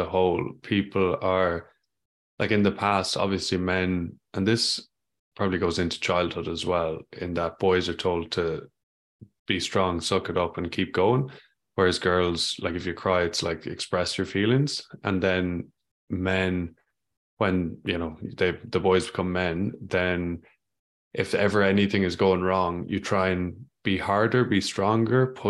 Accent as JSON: {"language": "English", "country": "Ireland", "tie": "born or raised there", "said": "I grew up in Ireland"}